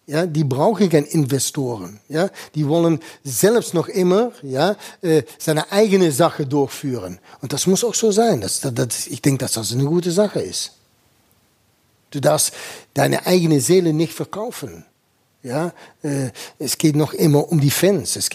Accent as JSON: {"language": "German", "town": "Eindhoven", "region": "North Brabant", "country": "Netherlands", "tie": "born there", "said": "ich bin jetzt in Eindhoven, das ist meine Geburtsort."}